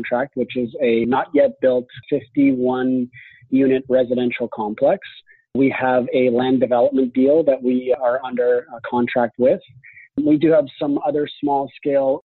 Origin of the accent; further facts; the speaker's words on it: Red Deer, Alberta, Canada; moved away as an adult; also born or lived in Osaka, Japan; now in Toronto, Canada; I ended up going back to my hometown, which is Red Deer, Alberta